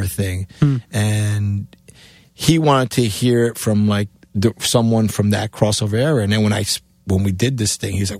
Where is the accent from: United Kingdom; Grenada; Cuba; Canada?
Cuba; moved away; also born or lived in New York; my accent, being A, coming from Cuba, B, in New York